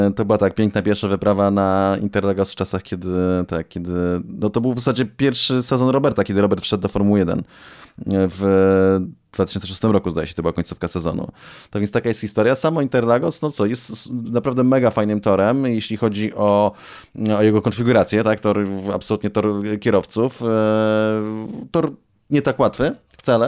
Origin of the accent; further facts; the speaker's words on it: Poland; jesteśmy z Polski